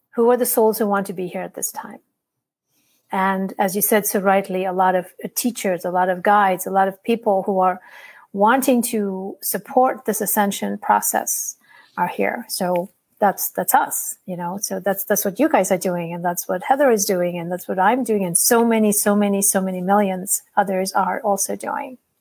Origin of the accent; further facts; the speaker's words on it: India; I'm from India